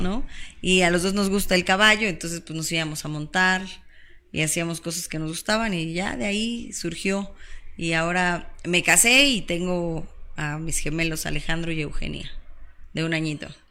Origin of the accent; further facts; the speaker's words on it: Cuautitlán Izcalli, State of Mexico, Mexico; soy mexiquense, este, nací, crecí, viví, vivo